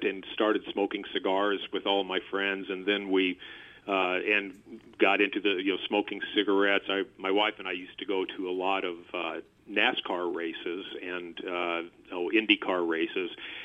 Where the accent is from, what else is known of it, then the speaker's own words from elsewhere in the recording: Fredericktown, Missouri, United States; now in Washington, Missouri, United States; I am an original Missouri boy. I grew up down in southeast Missouri in a small town called Fredericktown